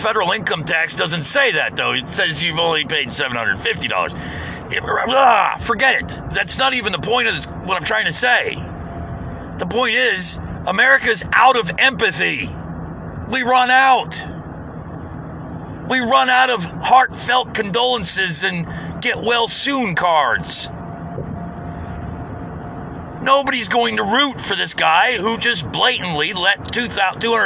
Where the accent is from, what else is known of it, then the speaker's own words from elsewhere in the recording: United States; I'm being an American